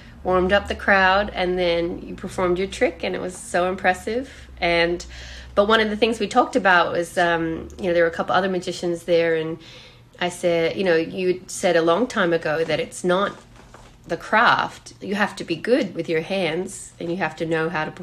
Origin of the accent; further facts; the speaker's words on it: Australia; I'm Australian